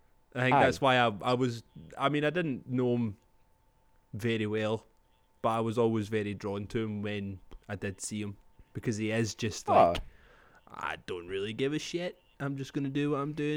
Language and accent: English; Scotland, United Kingdom; But I'm Scottish, man.